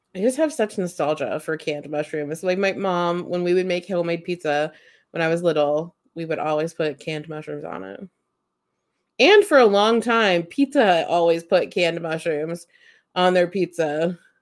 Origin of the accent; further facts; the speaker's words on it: United States; I grew up in Amish country